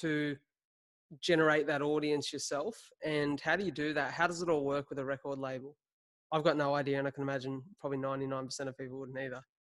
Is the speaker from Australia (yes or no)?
yes; Wollongong, New South Wales, Australia; Aboveline was started here in my hometown of Wollongong